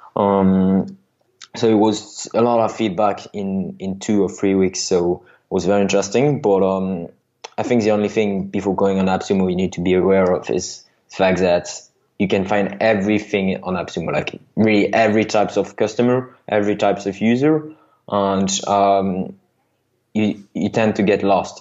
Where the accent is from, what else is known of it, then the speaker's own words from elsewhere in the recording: France; accent: French; English is a second language; you heard by my accent that I'm I'm from France